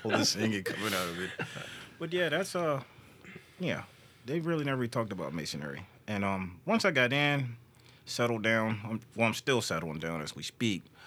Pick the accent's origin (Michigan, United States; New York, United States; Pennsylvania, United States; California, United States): California, United States; moved away; I come from California